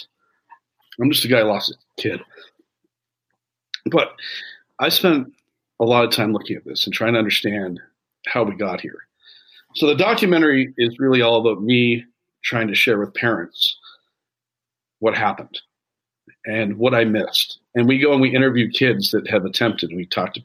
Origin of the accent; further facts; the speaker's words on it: Canada; I grew up in Canada, we didn't have a lot